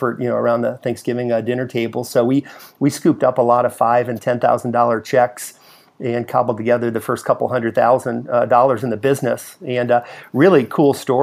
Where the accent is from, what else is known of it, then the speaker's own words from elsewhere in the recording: Chicago, Illinois, United States; moved away as an adult; now in Indianapolis, United States; I'm from Chicago.